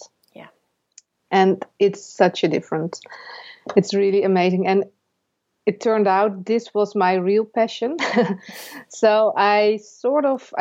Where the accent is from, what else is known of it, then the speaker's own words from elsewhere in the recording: Netherlands; I'm from the Netherlands